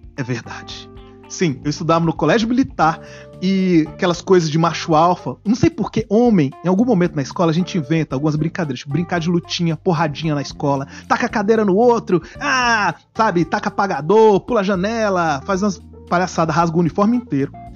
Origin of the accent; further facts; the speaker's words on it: Brasília, Federal District, Brazil; somos de Brasília